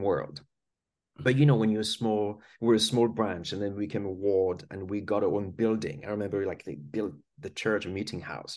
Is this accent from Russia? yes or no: no; France; English is a second language; now in United Kingdom; I was born in France. That's why I've got this funny accent. And I grew up there